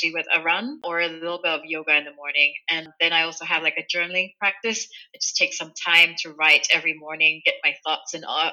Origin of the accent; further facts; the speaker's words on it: Kuala Lumpur, Malaysia; now in Germany; I grew up in Malaysia, in Kuala Lumpur, so bilingual when I was growing up, Malay and English.